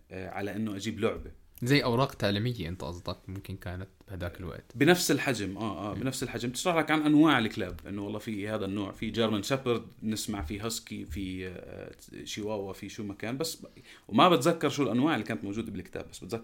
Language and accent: Arabic; Jordan